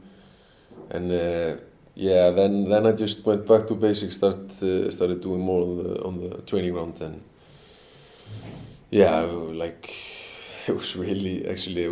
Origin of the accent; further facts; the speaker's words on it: Selfoss, Southern Region, Iceland; moved away; Selfoss, my hometown club